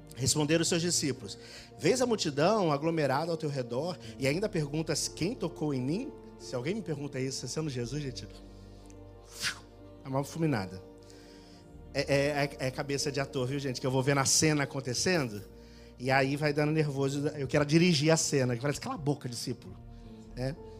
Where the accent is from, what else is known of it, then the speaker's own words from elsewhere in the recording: Rio de Janeiro, Brazil; now in Portugal; Eu sou carioca